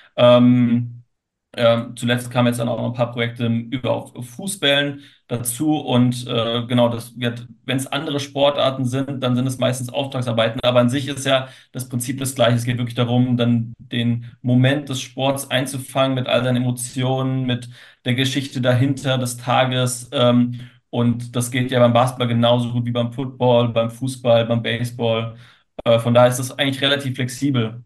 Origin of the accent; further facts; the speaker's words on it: Frankfurt, Hesse, Germany; als Frankfurter